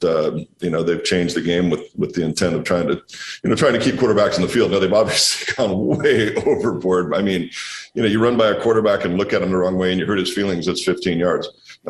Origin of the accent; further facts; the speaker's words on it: Walla Walla, Washington, United States; we're out here making wine in my hometown in Walla Walla.